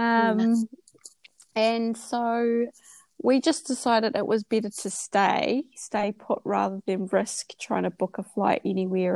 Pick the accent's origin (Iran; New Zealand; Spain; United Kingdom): New Zealand; moved away as an adult; also born or lived in Australia; now in Vietnam; we're from New Zealand. My children are ages 13, 11.